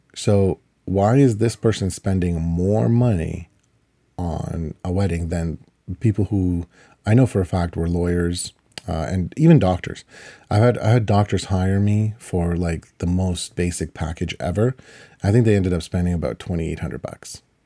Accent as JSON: {"language": "English", "country": "Ukraine", "tie": "born or raised there", "moved": "yes", "lives_now": "Canada", "said": "I was born in Ukraine"}